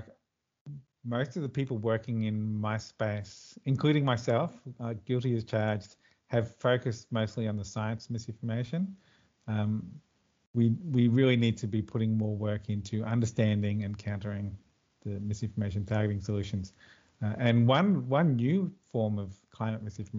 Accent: Queensland, Australia; now in Melbourne, Australia; originally I'm a Queenslander too, so I lived most of my life in the Sunshine State, as we call it.

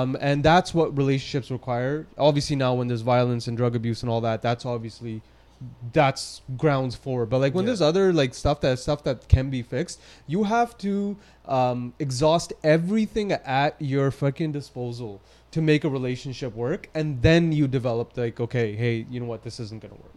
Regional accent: Surrey, British Columbia, Canada; I'm born and raised from Surrey. You know, I was I was born at Surrey Memorial Hospital, went to school, and lived my whole life in Surrey

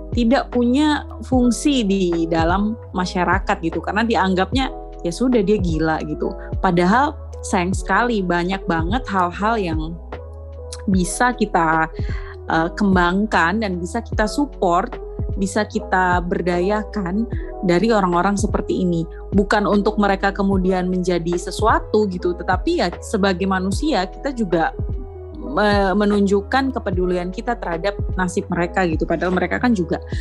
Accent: Surabaya, East Java, Indonesia; moved away; also born or lived in Flores, East Nusa Tenggara / Bajawa; lahir besarnya di Surabaya

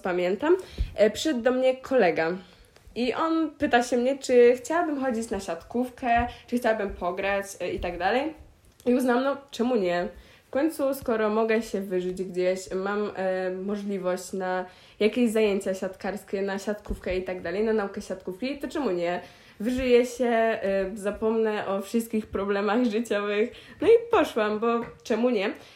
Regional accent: Pieniężno, Warmian-Masurian Voivodeship, Poland; do Pieniężna, mojego rodzinnego miasta

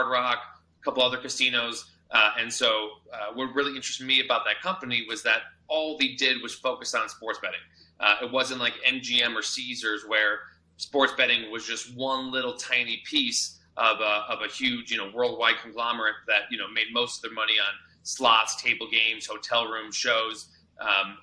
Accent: Chicago, Illinois, United States; moved away as an adult; also born or lived in Tucson, Arizona; now in Las Vegas, United States; I'm from Chicago originally

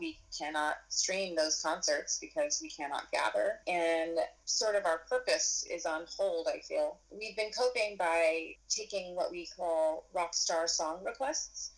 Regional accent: Spokane, Washington, United States; also born or lived in Seattle / New York; I grew up in Spokane, Washington

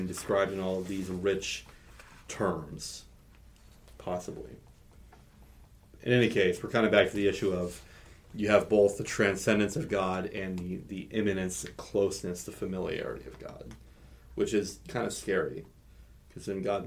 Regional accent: Nebraska, United States; I grew up in Nebraska

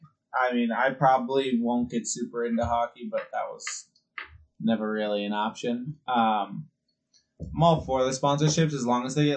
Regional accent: Berkshire County, Massachusetts, United States; we're from Berger County

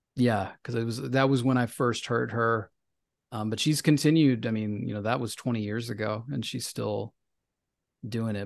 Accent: Memphis, Tennessee, United States; now in New York City, United States; I'm from Memphis

